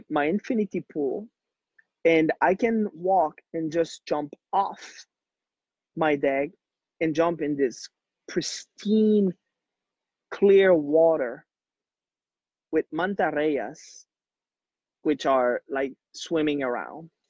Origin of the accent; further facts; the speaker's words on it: Quebec, Canada; first language French; English is a second language; moved away as an adult; also born or lived in Haiti; now in Mexico; I'm born in Haiti, poorest country in the world, grew up in Quebec, Canada